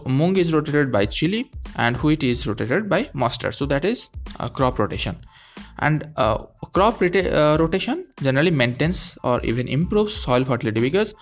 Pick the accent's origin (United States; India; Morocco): India; from India.